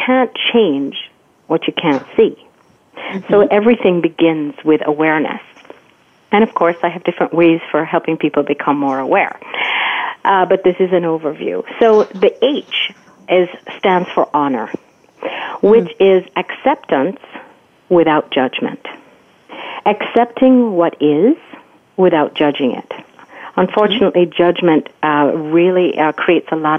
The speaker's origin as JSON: {"language": "English", "country": "Jamaica", "tie": "born or raised there", "said": "growing up in Jamaica"}